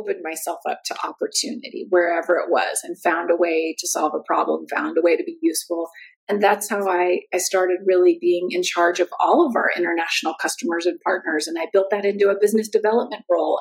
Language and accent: English; United States; moved away as an adult; also born or lived in Santa Barbara, California; now in Germany; I'm American, and I now live in Germany.